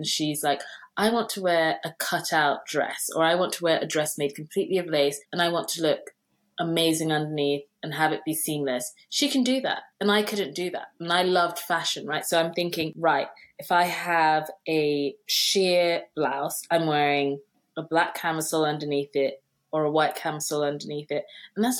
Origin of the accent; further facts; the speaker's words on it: Nigeria; I'm Nigerian